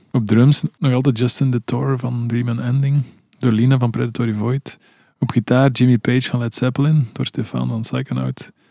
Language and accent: Dutch; Belgium; Dit jaar speelt daar als Belgen, toch even uithalen